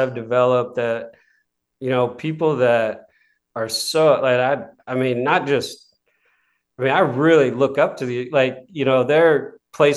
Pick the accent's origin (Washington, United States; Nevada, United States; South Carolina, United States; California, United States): Washington, United States; Seattle; moved away; I came from Seattle. I was the smallest, scrawniest kid trying to play basketball